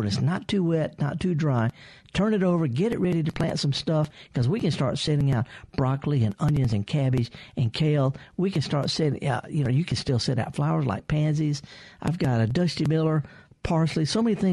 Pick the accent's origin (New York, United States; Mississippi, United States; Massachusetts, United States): Mississippi, United States; the Mississippi Delta, United States; I'm from the Delta, not very far from you, just south of you a little ways